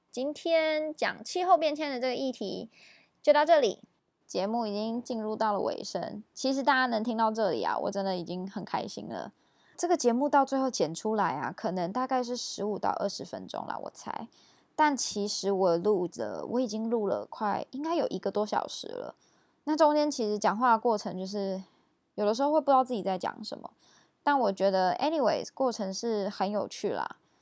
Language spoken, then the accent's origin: Chinese; Taiwan; 我们台湾人